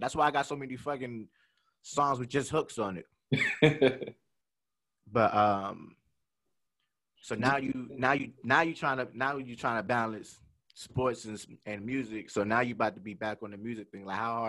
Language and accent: English; Kentucky, United States; I'm originally from Kentucky, but my father was in the military.